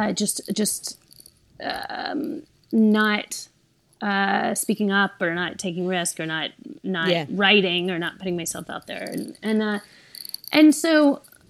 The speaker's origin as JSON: {"language": "English", "region": "the South", "country": "United States", "tie": "born or raised there", "said": "I grew up in the South as a woman"}